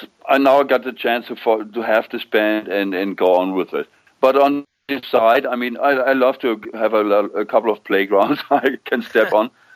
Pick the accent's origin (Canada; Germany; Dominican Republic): Germany; near Nuremberg, Bavaria; English is a second language; moved away as an adult; also born or lived in Solingen; now in Hanover, Germany; my hometown next to Nuremberg